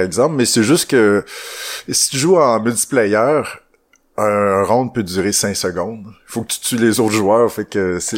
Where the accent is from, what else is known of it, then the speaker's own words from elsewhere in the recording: Témiscouata, Quebec, Canada; Je viens du bois vraiment. Je viens du Témiscouata.